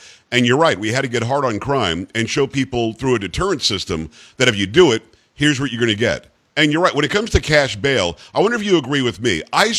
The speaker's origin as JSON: {"language": "English", "region": "New York", "country": "United States", "lives_now": "Florida, United States", "said": "And I'm originally from Metro New York, although like many New Yorkers, I ended up in Florida."}